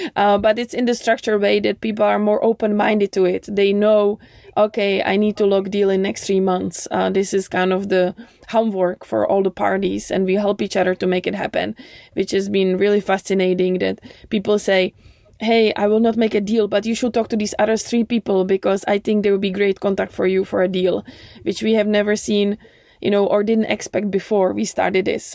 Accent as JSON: {"language": "English", "country": "United States", "said": "I'm American"}